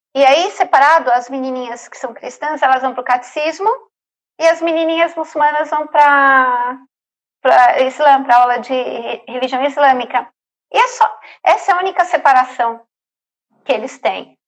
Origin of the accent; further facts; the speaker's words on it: São Paulo, Brazil; now in Egypt; eu sou de São Paulo